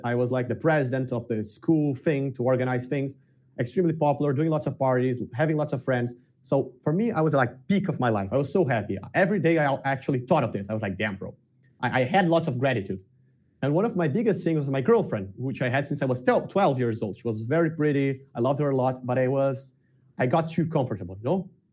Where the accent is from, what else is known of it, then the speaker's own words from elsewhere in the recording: Porto Alegre, Rio Grande do Sul, Brazil; I grew up in the south of Brazil, in the southest state of Brazil, which is Rio Grande do Sul, in the capital, Porto Alegre